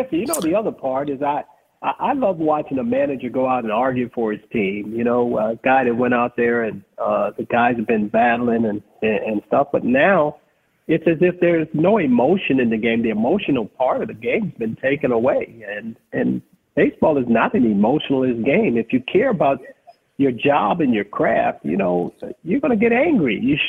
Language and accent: English; Los Angeles, California, United States; I grew up in Los Angeles